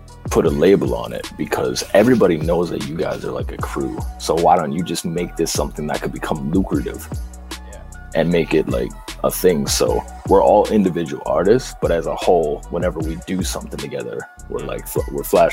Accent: Edmonton, Alberta, Canada; I'm from Edmonton.

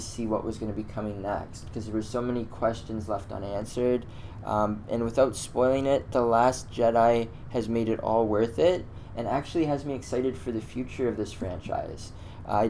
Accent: Canada; I'm a Canadian, I'm in Toronto

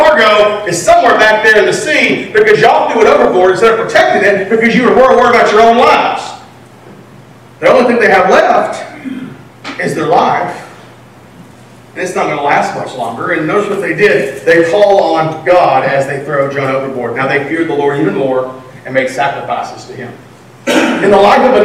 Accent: Texas, United States; I'm from Texas.

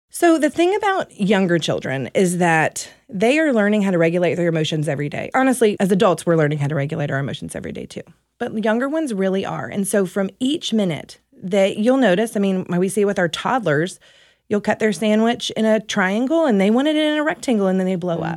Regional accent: Louisiana, United States; moved away as an adult; also born or lived in Dallas, Texas; now in Mesquite, United States; I am from Louisiana, uh, originally

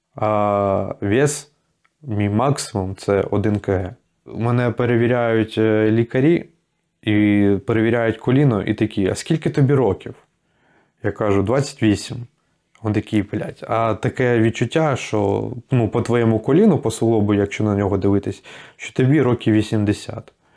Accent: Ukraine

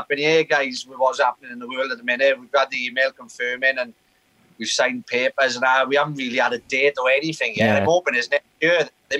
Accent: Caerphilly, Wales, United Kingdom

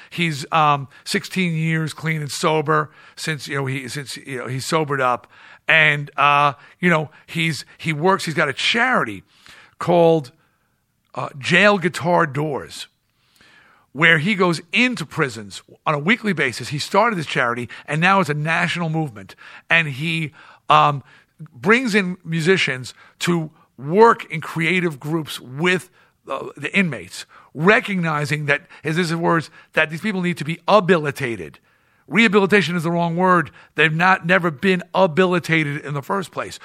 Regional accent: East Coast, United States; I'm from the East Coast

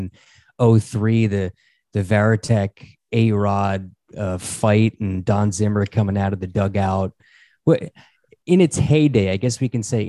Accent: Northern New Jersey, United States; I'm from Northern New Jersey.

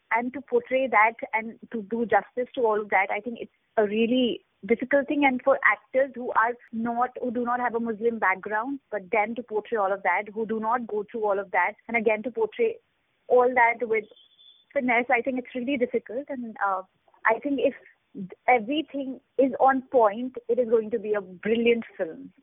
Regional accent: Jammu, Jammu and Kashmir, India; I'm from Jammu. My hometown is Jammu, and I have uh, read Urdu as a kid

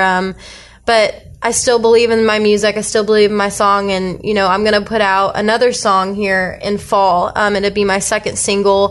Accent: Fresno, California, United States; I grew up in Fresno

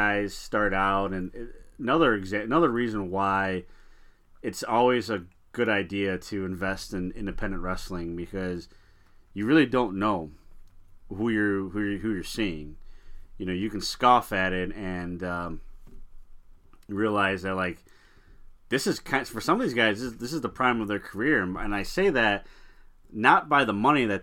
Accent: United States; I've lived in this country my entire life, and I'm proud to say I'm an American citizen

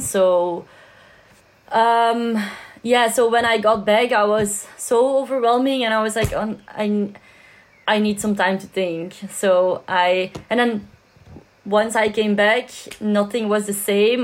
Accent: Belgium; I'm from Belgium

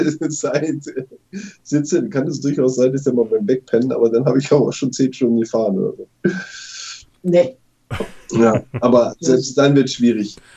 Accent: Cuxhaven, Lower Saxony, Germany; weil ich bin gebürtiger Cuxhavener, also ein Mensch, der am Meer groß geworden ist

